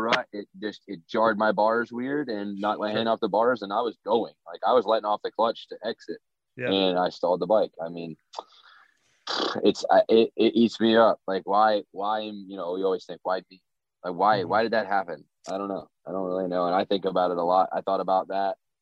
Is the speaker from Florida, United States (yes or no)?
yes; Florida, United States; I grew up in Florida